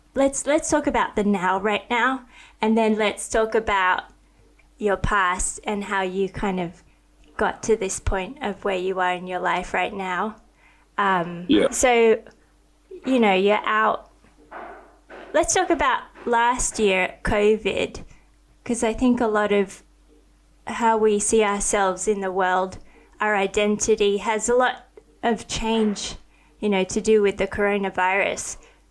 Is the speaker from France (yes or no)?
no; Australia; also born or lived in Thailand; I didn't grow up in America. I grew up in Australia and Thailand. I mean, we have rugby union and we've got AFL